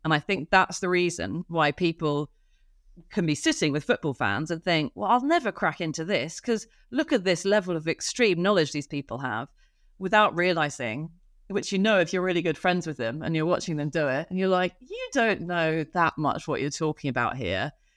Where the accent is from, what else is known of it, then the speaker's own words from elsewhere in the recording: Oxford, South East England, United Kingdom; I grew up in Oxford